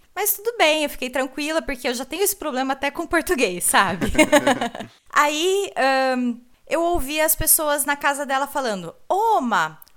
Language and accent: Portuguese; Brazil; now in Germany; eu sou brasileira, morando aqui na Alemanha